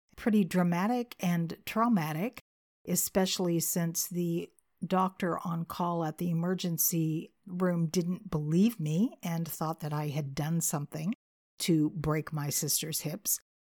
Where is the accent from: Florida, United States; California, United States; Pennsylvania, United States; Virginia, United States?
California, United States; moved away as an adult; now in Arkansas, United States; I was born and raised in California, so you might be wondering what in the world I'm doing in Arkansas